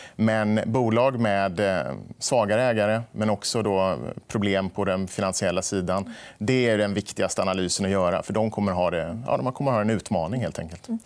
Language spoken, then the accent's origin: Swedish; Småland, Sweden; vi kommer ju båda från Småland